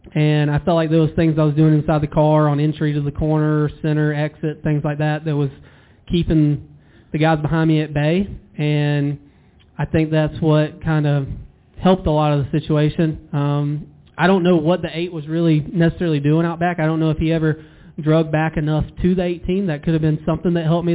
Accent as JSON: {"language": "English", "town": "Douglasville", "region": "Georgia", "country": "United States", "tie": "born or raised there", "moved": "as an adult", "lives_now": "North Carolina, United States", "said": "I grew up in Douglasville, Villarica area, Winston area, um, right in the heart of that."}